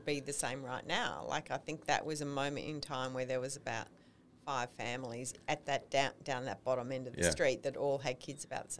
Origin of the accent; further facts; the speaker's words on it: Melbourne, Victoria, Australia; Okay. Well, I grew up in Melbourne.